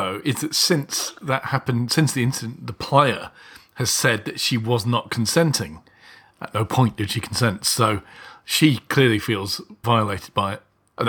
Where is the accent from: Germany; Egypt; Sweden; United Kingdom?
United Kingdom; being British people